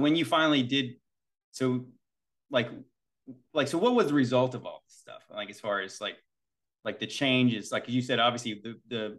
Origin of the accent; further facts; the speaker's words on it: Virginia, United States; So we're from Virginia.